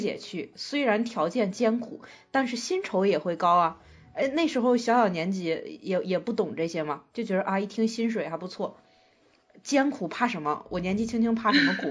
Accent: China; 我们中国人

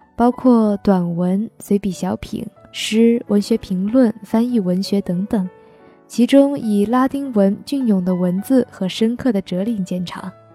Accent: Guilin, Guangxi, China; 我在我的家乡广西桂林向你问好

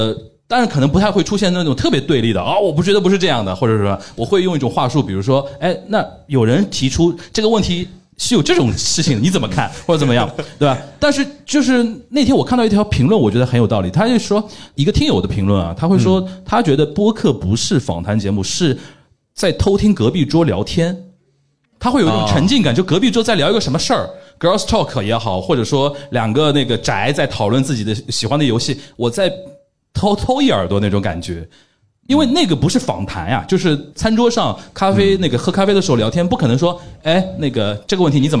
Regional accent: Shanghai, China; 我们上海人

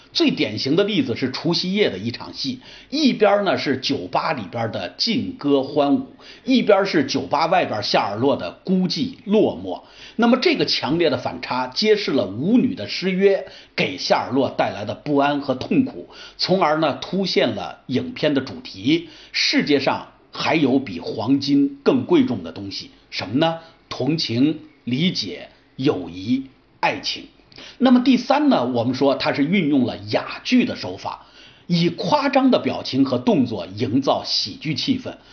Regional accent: China; 这个结尾有点像我们中国人最喜欢的大团圆的结尾

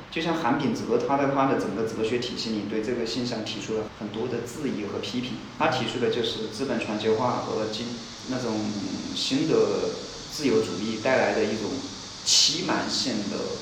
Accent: Hubei, China; 尤其比我们湖北

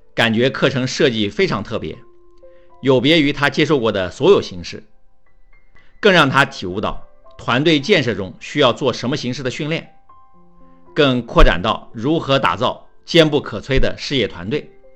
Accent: China; 对于我们中国人来说，不敢说，不能说，上不了讲台

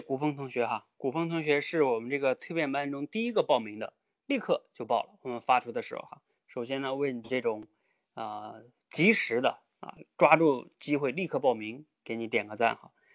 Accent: Jilin, China; now in Beijing, China; 我也是吉林人，我也在北京

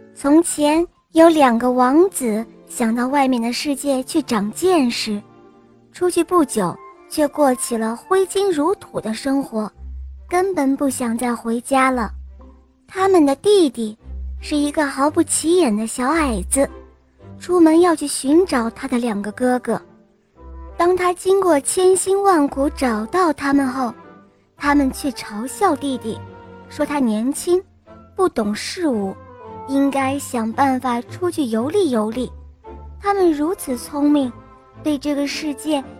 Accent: Dalian, Liaoning, China; 今年是十岁了，我来自大连

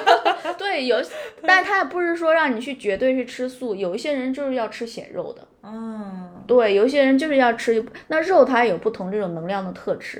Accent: China; 我们中国人

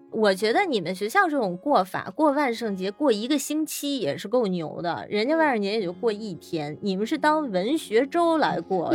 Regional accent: China; 也并不了解咱们中国的《山海经》里面有这么美的神兽

